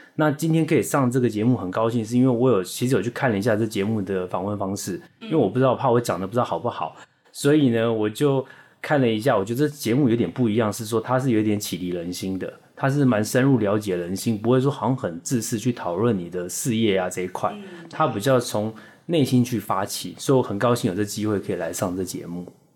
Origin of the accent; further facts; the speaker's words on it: Taipei, Taiwan; 毕业在台湾科技大学，那其实是一个土生土长的台北人